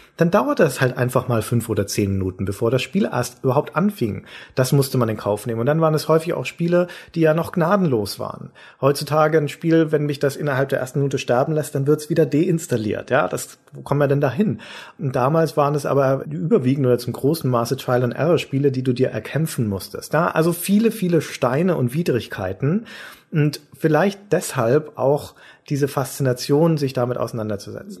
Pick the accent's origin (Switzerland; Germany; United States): Germany; Nuremberg area, Bavaria; in Nürnberg bei uns